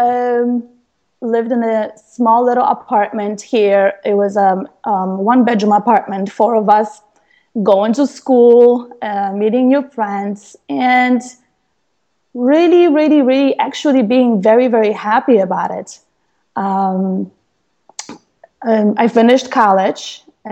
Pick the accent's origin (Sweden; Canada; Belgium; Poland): Poland; moved away; I was born in Poland to a low-income family.